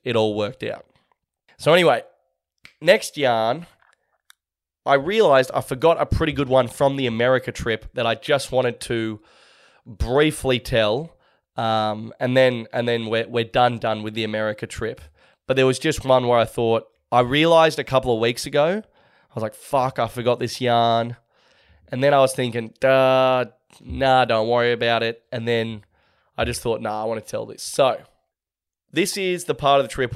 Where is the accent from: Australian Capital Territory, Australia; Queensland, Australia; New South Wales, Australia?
New South Wales, Australia; Sydney; my hometown of Manly on the northern beaches of Sydney